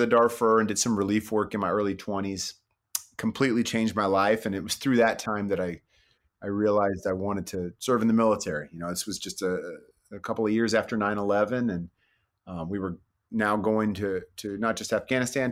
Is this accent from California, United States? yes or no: yes; Bay Area, California, United States; I grew up in the Bay Area